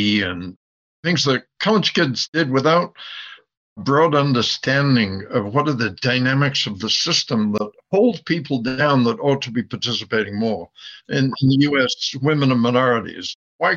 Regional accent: England, United Kingdom; accent: English; now in United States; I have an English accent. I was brought up in England.

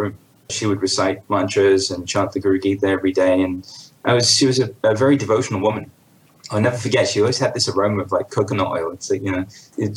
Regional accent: London, United Kingdom; I was born into an Indian family in London in 1978

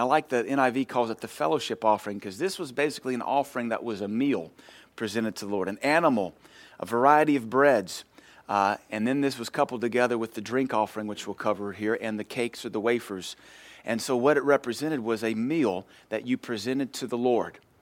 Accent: United States; we as modern American Christians

